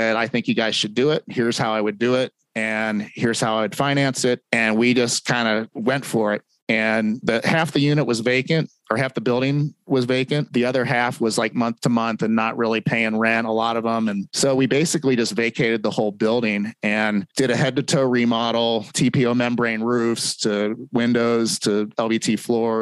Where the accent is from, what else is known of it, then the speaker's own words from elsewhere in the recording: Cincinnati, Ohio, United States; moved away as an adult; now in Salt Lake City, United States; Originally, I'm from Cincinnati, Ohio, grew up there, went to college in Ohio and moved to Salt Lake City when I was 26 in 1999